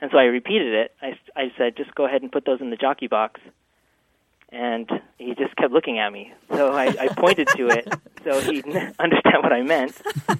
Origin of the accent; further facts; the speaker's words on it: Logan, Utah, United States; moved away as an adult; also born or lived in Washington, D.C. / Long Island; now in Baltimore, United States; school and high school in Logan, Utah, and my parents are still living there. And then otherwise, I moved around quite a bit from Washington, D.C. area to Long Island, and now I'm here in Baltimore.